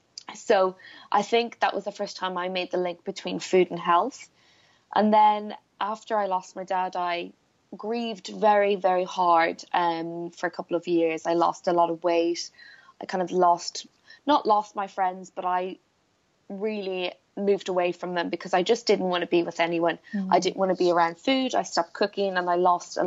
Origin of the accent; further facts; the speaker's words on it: Blackrock, Leinster, Ireland; I grew up in Ireland on the East Coast in a place called Black Rock, which is like a little fishing village